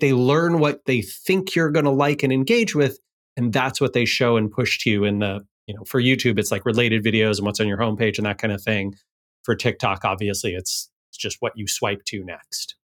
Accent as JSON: {"language": "English", "town": "Seattle", "region": "Washington", "country": "United States", "tie": "born or raised there", "said": "here in Seattle, in my hometown"}